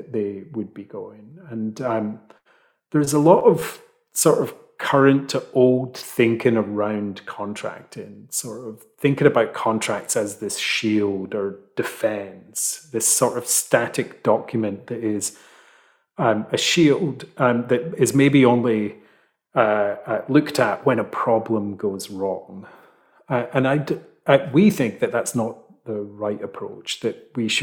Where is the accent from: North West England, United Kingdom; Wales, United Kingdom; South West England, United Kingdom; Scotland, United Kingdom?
Scotland, United Kingdom; Fife; now in London, United Kingdom; where I grew up in Fife.